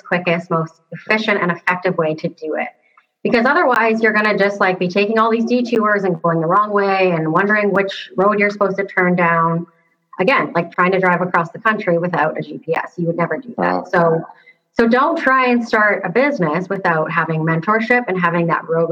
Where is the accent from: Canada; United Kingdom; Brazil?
Canada; Toronto, Ontario; moved away as an adult; now in Seattle, United States; I'm from like Toronto area in Canada. I'm living in Seattle right now